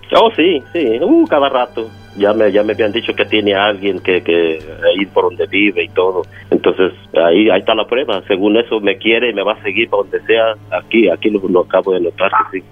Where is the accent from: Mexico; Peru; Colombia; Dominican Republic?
Mexico; yo soy de México